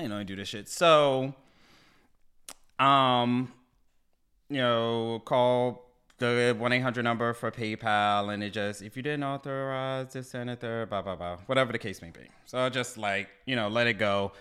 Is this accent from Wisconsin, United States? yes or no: no; Baltimore, Maryland, United States; now in DMV, United States; I'm from Baltimore. I said, you know, originally from Baltimore, but I live, you know, down here in DMV now